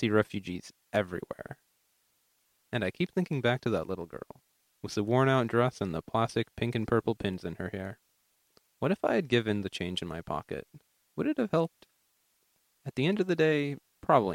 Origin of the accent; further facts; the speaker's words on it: New York City, New York, United States; also born or lived in Greece; I go to William Cullen Bryan High School in Queens